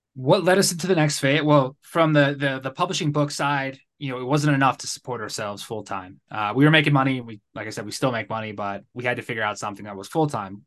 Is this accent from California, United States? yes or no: no; Connecticut, United States; moved away as an adult; now in Guadalajara, Mexico; I'm originally from Connecticut. I grew up there, spent most of my life in the Northeast. Uh, now I live in Guadalajara, Mexico